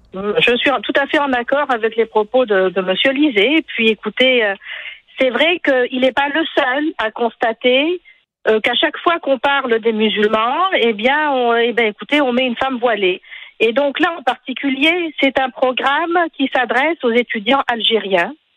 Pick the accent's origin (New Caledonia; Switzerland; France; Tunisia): Tunisia; now in Quebec, Canada; je suis tunisienne